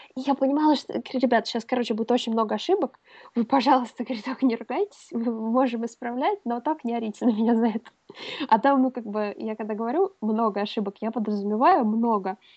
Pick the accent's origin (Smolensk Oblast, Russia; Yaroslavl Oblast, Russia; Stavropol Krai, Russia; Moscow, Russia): Smolensk Oblast, Russia; Smolensk; moved away as an adult; also born or lived in England; в высший университет я поступала в моем родном городе Смоленске